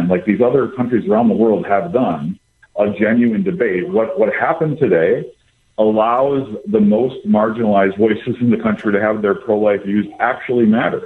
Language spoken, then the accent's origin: English; Wisconsin, United States; moved away; I grew up in Wisconsin